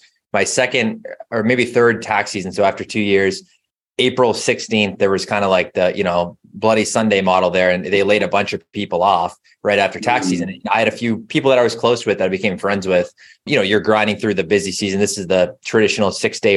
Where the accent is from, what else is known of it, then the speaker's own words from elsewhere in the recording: Boston, Massachusetts, United States; I am. Grew up about 20, 25 minutes outside of the city